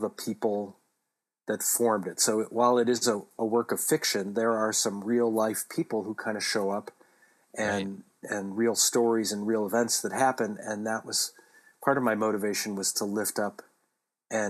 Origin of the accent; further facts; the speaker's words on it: Michigan, United States; growing up in the Midwest, growing up in Michigan